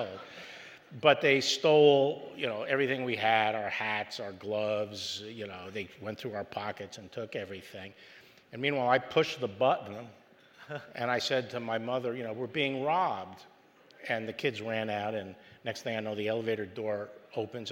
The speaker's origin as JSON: {"language": "English", "town": "New York City", "region": "New York", "country": "United States", "tie": "born or raised there", "said": "I was raised in Manhattan on the Upper West Side, right by Columbia"}